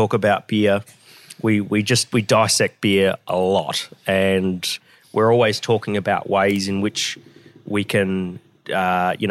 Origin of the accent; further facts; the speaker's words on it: Brisbane, Queensland, Australia; moved away as an adult; also born or lived in Geelong; Brisbane's my hometown.